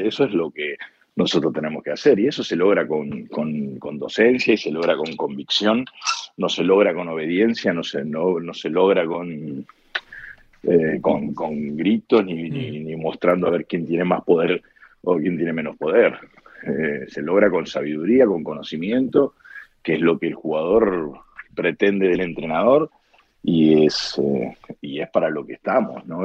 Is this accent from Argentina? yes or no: yes; Argentina; moved away as an adult; soy argentino